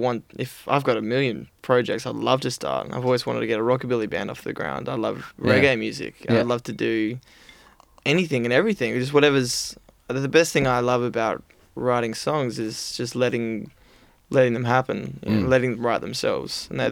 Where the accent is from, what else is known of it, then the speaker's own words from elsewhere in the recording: Adelaide, South Australia, Australia; now in Melbourne, Australia; I moved to Melbourne from Adelaide to do one thing, which was play music.